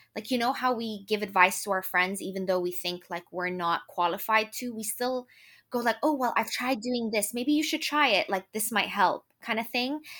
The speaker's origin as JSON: {"language": "English", "country": "Lebanon", "moved": "as an adult", "lives_now": "Ireland", "said": "I'm from Lebanon, but I moved to Ireland to actually go to med school"}